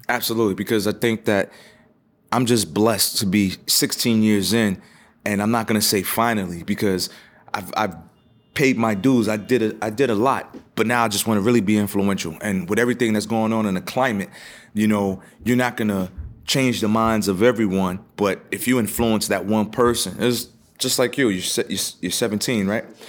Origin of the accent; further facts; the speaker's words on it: New York City, New York, United States; I grew up in the, uh, South Bronx